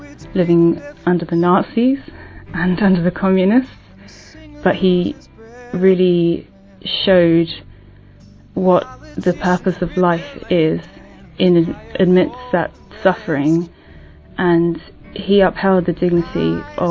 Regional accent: London, United Kingdom; I'm from London and I'm 23 years old.

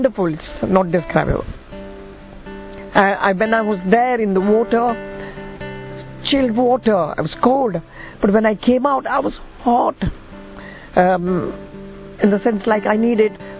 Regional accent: India; moved away as an adult; also born or lived in Burma; now in London, United Kingdom; I'm originally from India, born in Burma, brought up in India, being Indian, got married in India and living in London

